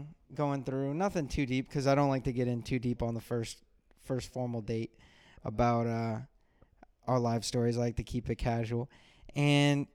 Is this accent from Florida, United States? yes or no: yes; South Florida, United States; I'm from South Florida.